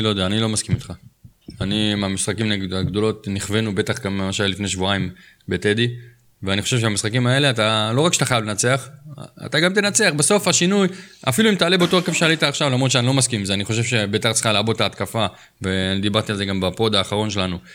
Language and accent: Hebrew; Jerusalem, Jerusalem District, Israel; אנחנו כירושלמים